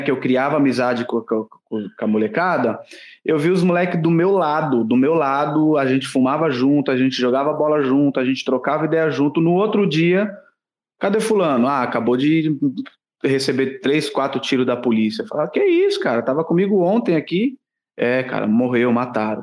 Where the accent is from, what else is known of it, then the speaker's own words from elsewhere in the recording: Santos, São Paulo, Brazil; Só que eu não sou nascido em Santos. Eu fui morar em Santos, eu tinha 5 anos de idade. Eu morei por 29 anos na cidade de Santos